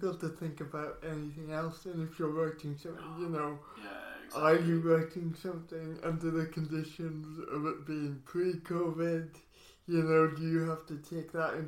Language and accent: English; Port Talbot, Wales, United Kingdom; my experience in Talbot